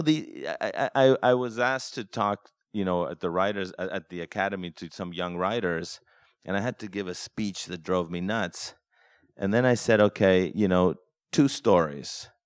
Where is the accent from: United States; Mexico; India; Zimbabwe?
Mexico; moved away; growing up in Mexico